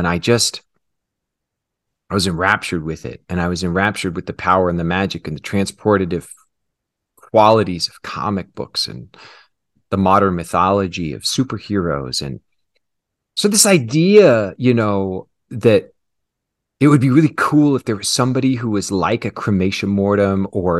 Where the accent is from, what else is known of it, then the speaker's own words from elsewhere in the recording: Kansas City, United States; So I grew up in Kansas City. Mm-hmm. In a very conservative